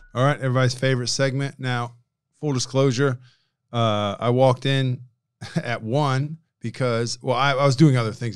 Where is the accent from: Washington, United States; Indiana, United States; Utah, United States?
Indiana, United States; I'm from Indiana